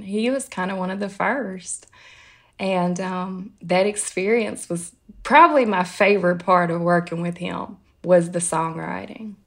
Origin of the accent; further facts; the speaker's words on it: Tennessee, United States; moved away as an adult; now in New York, United States; growing up in Tennessee